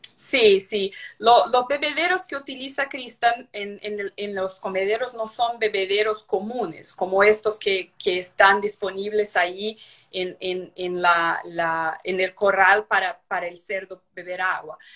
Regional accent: São Paulo, Brazil; Spanish is a second language; also born or lived in Curitiba, Brazil; yo soy de São Paulo, Brasil

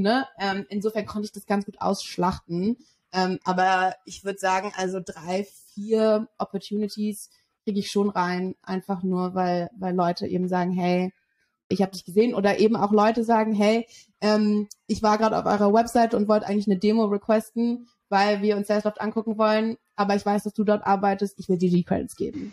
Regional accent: Berlin, Germany; moved away as an adult; now in London, United Kingdom; ich bin in Berlin aufgewachsen, Berlin geboren

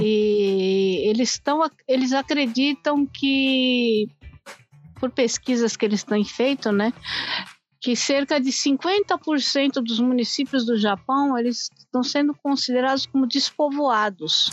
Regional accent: Brazil; now in Japan; nós que somos brasileiros

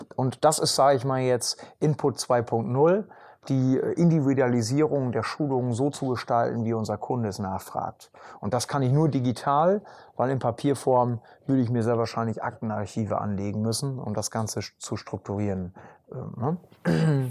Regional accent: Emsland, Lower Saxony, Germany; bei uns im Emsland

